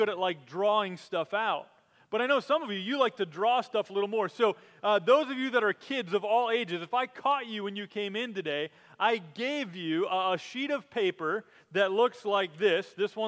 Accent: Minnesota, United States; I grew up in Minnesota, where there are more than 10,000 lakes

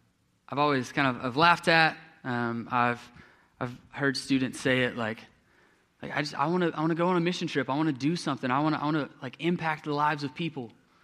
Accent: Texas, United States; when I was growing up, I grew up in East Texas

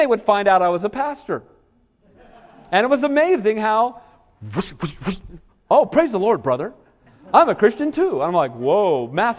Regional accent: Southern California, United States; I grew up in Southern California

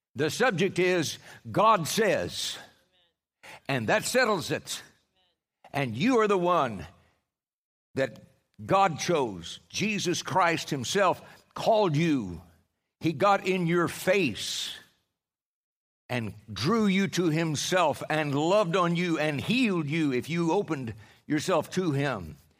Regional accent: Oklahoma, United States; I'm from Oklahoma

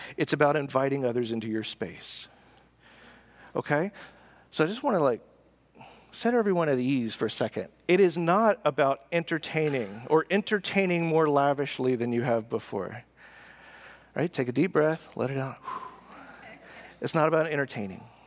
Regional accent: the South, United States; we're from the South. So you're polite in the South.

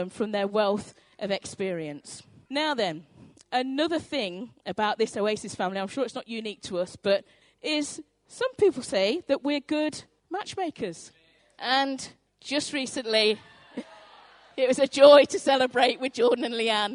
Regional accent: North Devon, South West England, United Kingdom; when I was growing up in North Devon, my mum owned a sweet shop

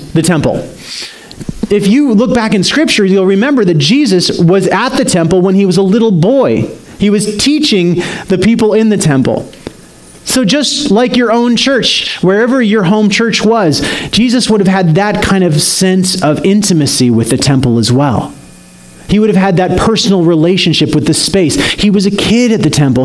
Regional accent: Salt Lake City, Utah, United States; Salt Lake City, which was my hometown at the time

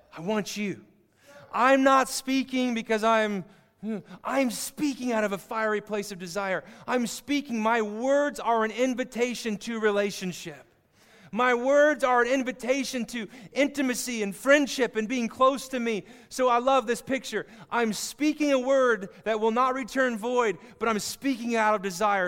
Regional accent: Kansas, United States; I grew up in Kansas, saw a lot of it

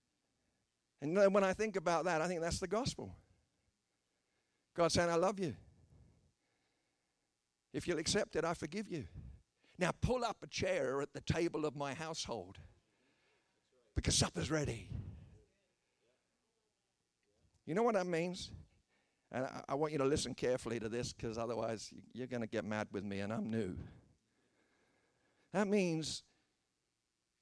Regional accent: United Kingdom; I'm a British person

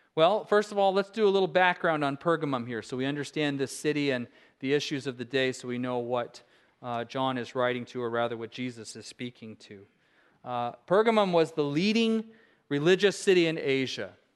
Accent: Alaska, United States; I said I was from Alaska

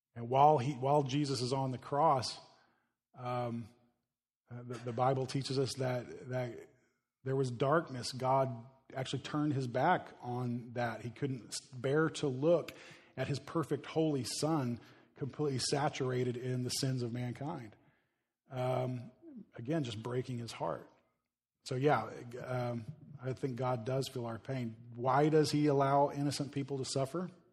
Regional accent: United States; we as American Christians

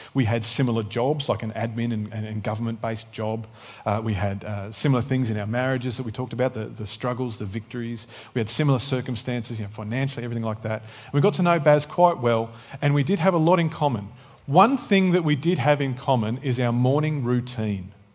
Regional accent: Tasmania, Australia; moved away; also born or lived in Canberra; I was born in Tassie

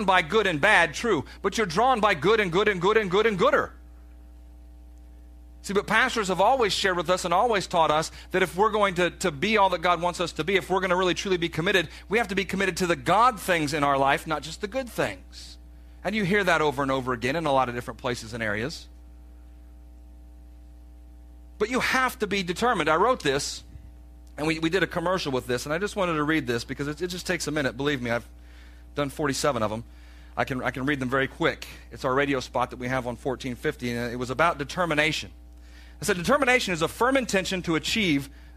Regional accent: the South, United States; we're from the South

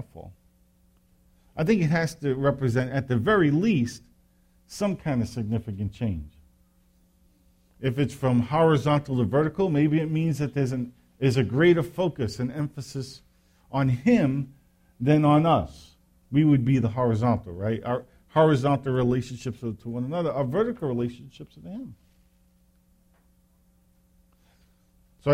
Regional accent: New York, United States; I grew up in New York

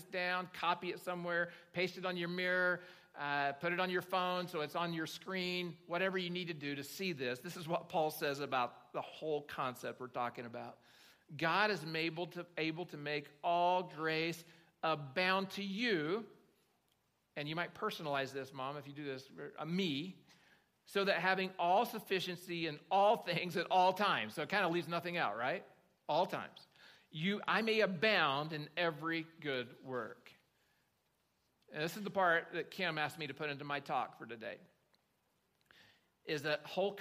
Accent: Oklahoma, United States; I grew up in Oklahoma

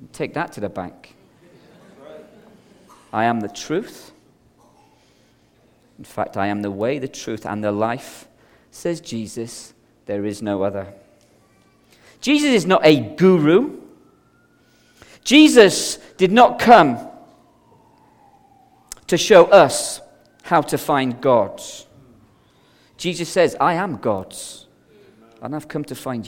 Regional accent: Belfast, Northern Ireland, United Kingdom; now in Scotland, United Kingdom; I grew up as a child in the streets of Belfast in the 70s

